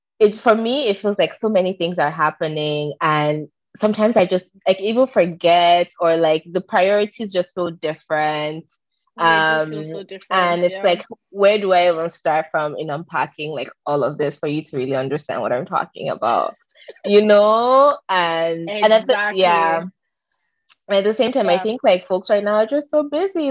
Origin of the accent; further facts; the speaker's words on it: Nigeria; moved away; also born or lived in Kingston; being Nigerian, being African